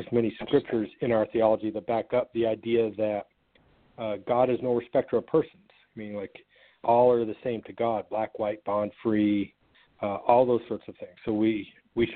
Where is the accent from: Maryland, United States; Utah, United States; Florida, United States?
Utah, United States; Sandy; moved away as an adult; also born or lived in Atlanta, Georgia; I grew up in a suburb of Salt Lake City, Utah, and lived in the same house in the same neighborhood from birth up until the age of 19